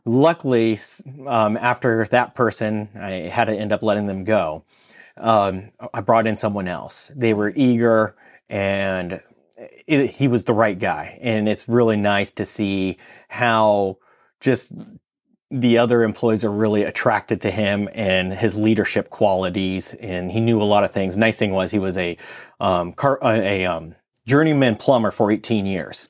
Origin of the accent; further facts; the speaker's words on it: California, United States; moved away as an adult; I'm from California